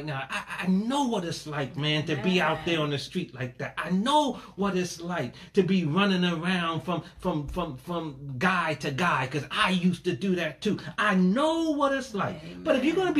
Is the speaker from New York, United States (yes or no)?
yes; New York City, New York, United States; also born or lived in Crown Heights, Brooklyn; now in New Jersey, United States; Born in Brooklyn, raised in Hollis, Queens. I'm a New Yorker